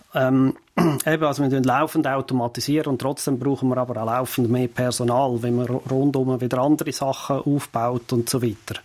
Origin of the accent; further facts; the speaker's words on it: Fricktal, Aargau, Switzerland; ich bin ja im Fricktal aufgewachsen, wo wir keinen See haben